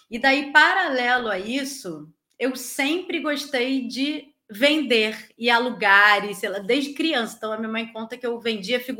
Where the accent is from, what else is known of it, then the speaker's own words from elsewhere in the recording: Rio de Janeiro, Brazil; sou da Vila da Penha, uma parte da família de Rocha Miranda. Então, assim, a gente ficava ali, né, cresceu ali.